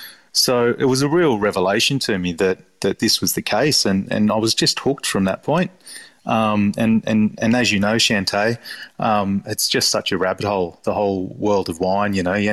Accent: Balgownie, New South Wales, Australia; So I grew up around Balgowney sort of way.

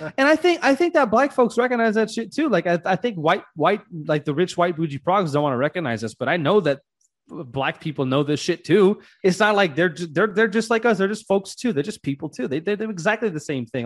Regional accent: Louisiana, United States; now in Georgia, United States; I'm from the South, too. I'm from Louisiana

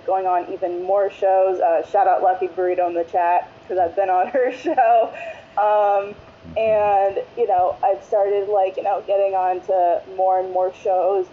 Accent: Broward County, Florida, United States; I'm from Broward County, Florida, specifically Florida's 23rd district

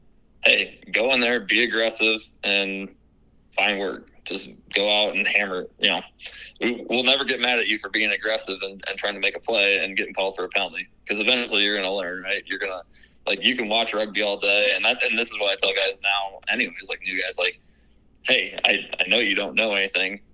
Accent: Gilbertville, Iowa, United States; I grew up in Garrettville, so I wrestled at Don Bosco, went to Iowa State

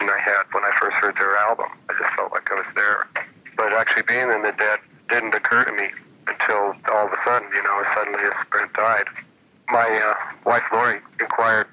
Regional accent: Phoenix, Arizona, United States; I grew up in Phoenix

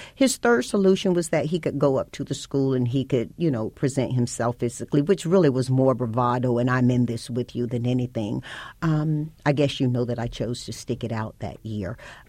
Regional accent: the South, United States; people think about the communities such as I grew up in, they think about them being Bible-based, and I grew up in the Bible Belt.

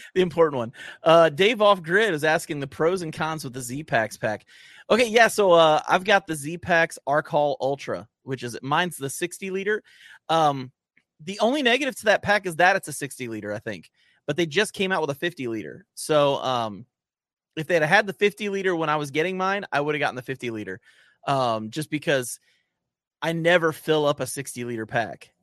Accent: Cortland, New York, United States; I grew up in Cortland, New York, just south of Syracuse

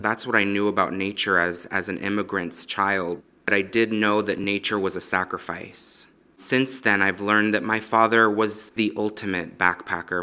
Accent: Los Angeles, California, United States; I was born in Los Angeles, um, in the valley

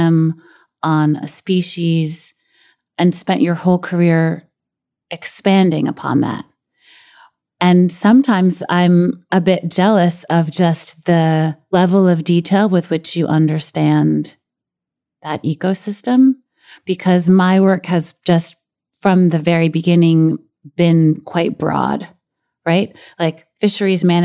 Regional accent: New York City, New York, United States; a girl who grew up in Brooklyn

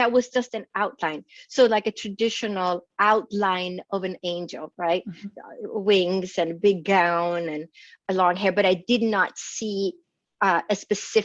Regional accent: northern Sweden, Sweden; moved away; I grew up in Sweden, in northern Scandinavia and Europe

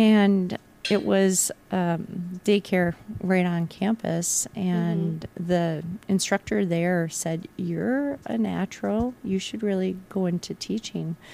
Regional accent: Chippewa Falls, Wisconsin, United States; I grew up in Chippewa Falls, and I actually graduated from McDonald.

